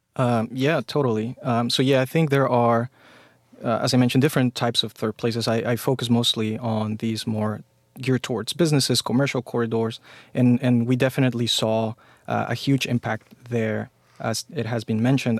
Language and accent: English; Mexico; now in United States; I grew up in Mexico